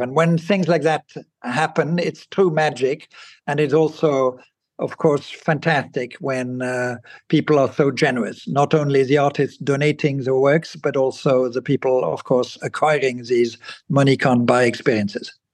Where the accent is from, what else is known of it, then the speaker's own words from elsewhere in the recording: Basel, Basel-Stadt, Switzerland; moved away; I grew up in Basel in Switzerland